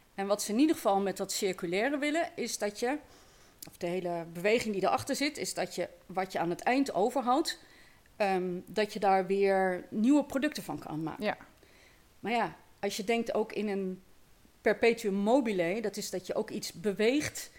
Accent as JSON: {"language": "Dutch", "town": "Eindhoven", "region": "North Brabant", "country": "Netherlands", "tie": "born or raised there", "moved": "as an adult", "lives_now": "Lunteren, Netherlands", "said": "Ik ben inderdaad opgegroeid in, eh, in Eindhoven."}